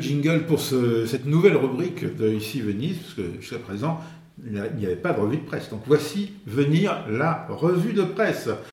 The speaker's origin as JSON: {"language": "French", "country": "France", "said": "en tant que Français"}